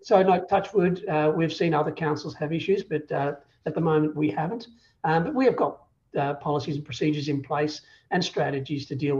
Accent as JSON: {"language": "English", "country": "Ireland", "moved": "as an adult", "lives_now": "Australia", "said": "because we come from Ireland where you can go from one end to the other in an afternoon."}